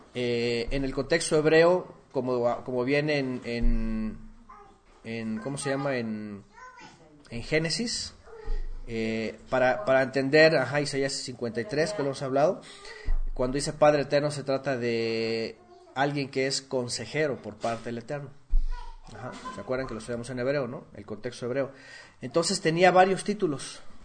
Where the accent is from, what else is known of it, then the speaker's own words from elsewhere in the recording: Guerrero, Mexico; Allá en mi pueblo, en Guerrero, hay gente que come sangre.